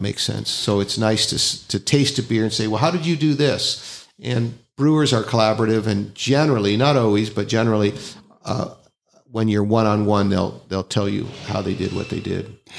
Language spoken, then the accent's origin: English; Northern California, United States; moved away; I'm, I'm from Northern California